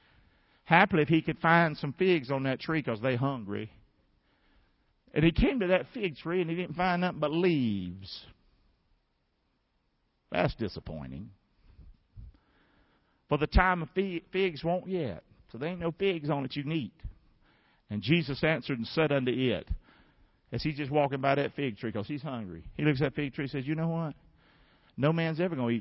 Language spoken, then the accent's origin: English; United States; we live in America